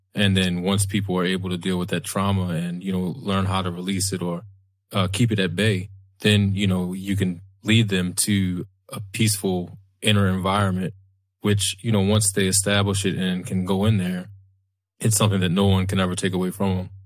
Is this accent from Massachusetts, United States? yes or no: no; Baltimore, Maryland, United States; born or raised there